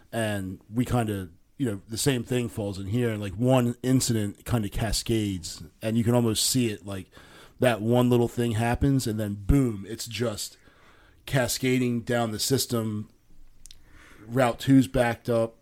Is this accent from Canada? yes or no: no; Philadelphia, Pennsylvania, United States; now in Maryland, United States; I was born in Philadelphia.